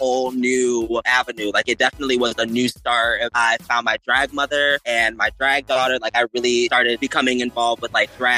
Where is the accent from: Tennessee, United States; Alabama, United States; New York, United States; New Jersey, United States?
New York, United States; Rochester; moved away as an adult; now in Los Angeles, United States; I moved from Rochester, New York. You know, like Niagara Falls, Buffalo, that part of New York.